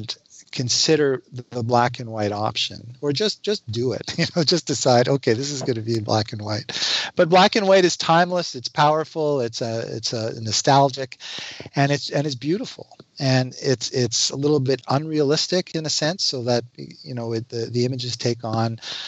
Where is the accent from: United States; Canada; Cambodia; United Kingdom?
Canada; I'm a Canadian